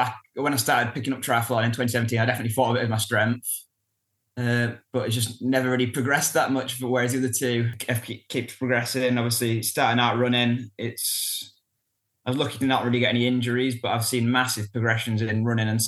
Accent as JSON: {"language": "English", "town": "Kendal", "region": "North West England", "country": "United Kingdom", "tie": "born or raised there", "moved": "yes", "lives_now": "Wrexham, United Kingdom", "said": "I was born in Kendal, Cumbria sort of area, north of England"}